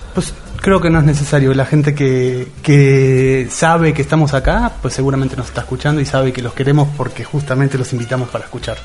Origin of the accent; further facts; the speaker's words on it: Argentina; en Argentina nos tenemos la costumbre muy del campo